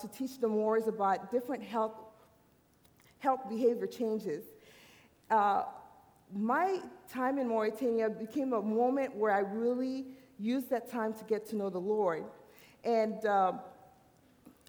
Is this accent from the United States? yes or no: no; Haiti; moved away; I'm an island girl. I'm from the island. I was born in Haiti.